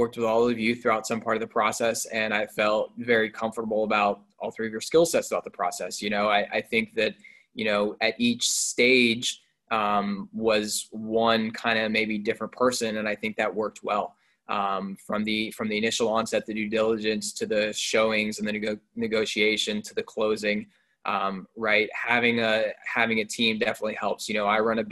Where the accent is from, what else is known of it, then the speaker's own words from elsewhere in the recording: Raleigh, North Carolina, United States; I grew up in Raleigh, North Carolina, so that's college basketball central right there